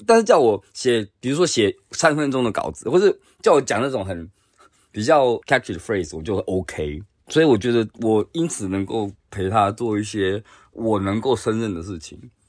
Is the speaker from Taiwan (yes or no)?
yes; Taiwan; now in Japan; 作为一个学者，又或者作为一个台湾人